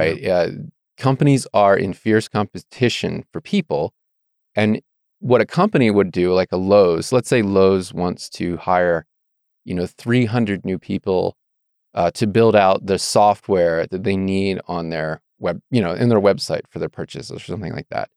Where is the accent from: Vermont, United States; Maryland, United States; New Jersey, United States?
Maryland, United States; Annapolis; moved away as an adult; also born or lived in Virginia / Idaho; now in Moscow, Idaho, United States; I grew up in Maryland